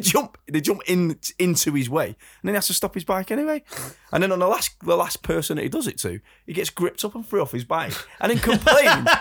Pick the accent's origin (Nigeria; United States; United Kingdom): United Kingdom; England; as Brits, as, as English people